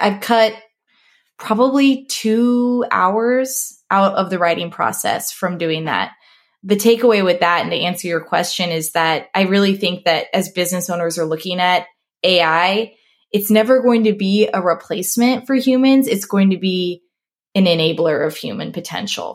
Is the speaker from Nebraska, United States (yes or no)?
yes; Nebraska, United States; moved away as an adult; also born or lived in Sioux Falls, South Dakota / Denver; I grew up here in Nebraska